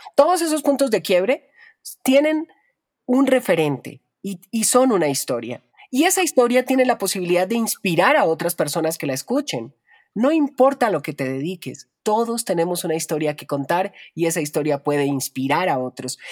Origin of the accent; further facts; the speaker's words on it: Colombia; me desarrollé como locutora en mi país, en Colombia